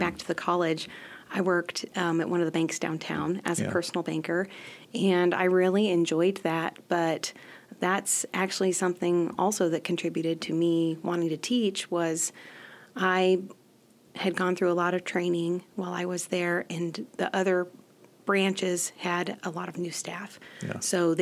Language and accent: English; Whitman, Nebraska, United States; also born or lived in Hyannis, Nebraska / Mullen, Nebraska; we lived on a ranch, and we had a really, really small country school of about 10, maybe 13 students